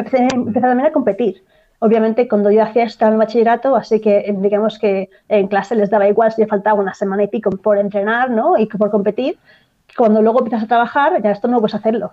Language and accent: Spanish; Barcelona, Catalonia, Spain; moved away as an adult; now in Ireland; Yo soy de Barcelona, en Cataluña